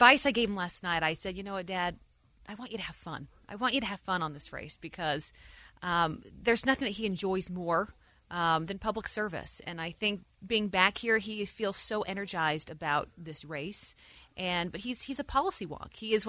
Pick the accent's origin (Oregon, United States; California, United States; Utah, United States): Utah, United States; moved away as an adult; also born or lived in New York; And I was raised here in Utah. This is where I learned values. This is where I learned who I wanted to be in life.